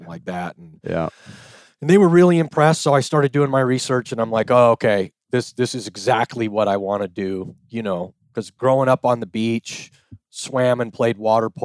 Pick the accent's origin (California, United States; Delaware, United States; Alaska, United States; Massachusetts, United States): California, United States; San Clemente; San Clemente, California.